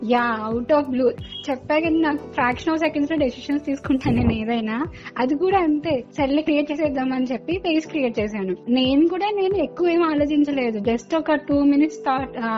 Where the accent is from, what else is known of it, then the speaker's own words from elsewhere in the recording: Vijayawada, Andhra Pradesh, India; నేను విజయవాడ నుంచి పుట్టింది పెరిగింది మొత్తం ఇక్కడే బట్ మా పేరెంట్స్ ది విజయనగరం